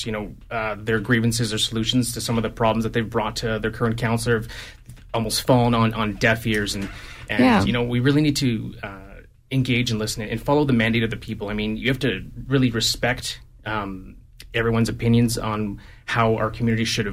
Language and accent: English; Calgary, Alberta, Canada; I was born here in Calgary, born and raised here in Calgary since 1987